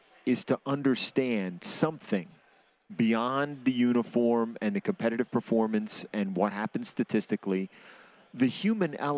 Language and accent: English; New York City, New York, United States; now in New Jersey, United States; I'm from Brooklyn originally. I live in Jersey.